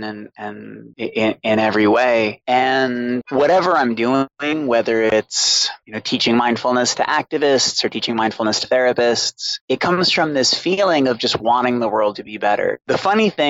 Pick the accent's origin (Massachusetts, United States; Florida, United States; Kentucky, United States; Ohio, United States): Massachusetts, United States; Boston; I grew up in Boston with a single alcoholic mother.